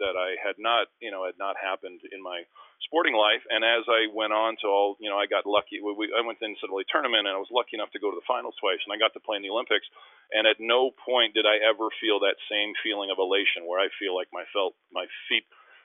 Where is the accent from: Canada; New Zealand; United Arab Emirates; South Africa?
Canada; Winnipeg, Manitoba; moved away; also born or lived in Philadelphia / Vancouver; in Winnipeg in my hometown